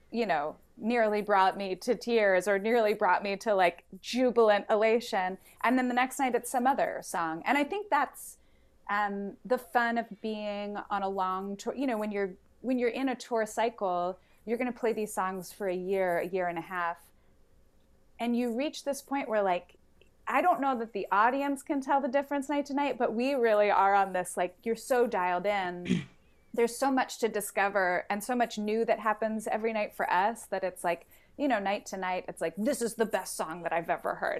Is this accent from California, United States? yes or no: no; Philadelphia, Pennsylvania, United States; I grew up in West Philadelphia and we have a lot of porches